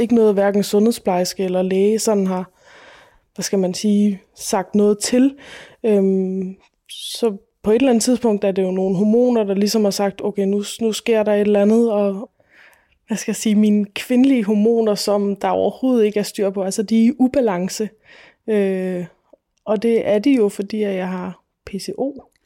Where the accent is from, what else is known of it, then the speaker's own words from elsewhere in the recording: Falster, Zealand, Denmark; Jeg er født og opvokset på Falster